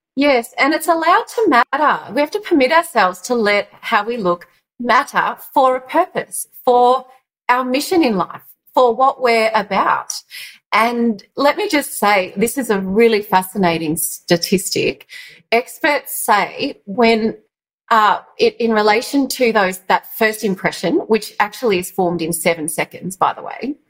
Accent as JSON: {"language": "English", "area": "Yarra Valley, east of Melbourne", "region": "Victoria", "country": "Australia", "tie": "born or raised there", "said": "I grew up in the Yarra Valley of uh, of Melbourne, east of Melbourne"}